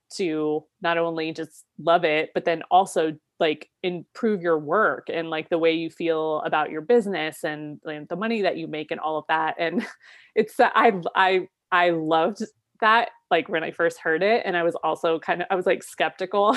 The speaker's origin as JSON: {"language": "English", "region": "Ohio", "country": "United States", "tie": "born or raised there", "also_born_or_lived": "Seattle", "moved": "as an adult", "said": "moving back to my home state of Ohio"}